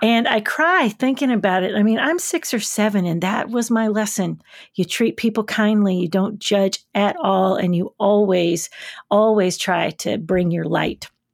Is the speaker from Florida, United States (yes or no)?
no; Covington, Tennessee, United States; now in Nashville, United States; I was born in Covington, Tennessee, birthplace of … and the Charms Blow Pop